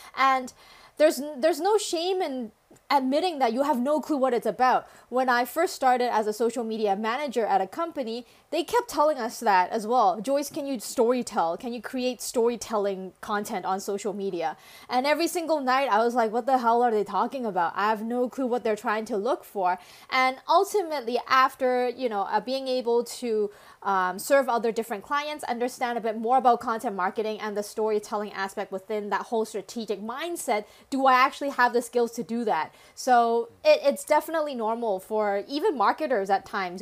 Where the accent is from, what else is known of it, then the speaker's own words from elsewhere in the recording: Canada; English is a second language; now in Hong Kong; my family decided to immigrate to Canada, where I spent most of my childhood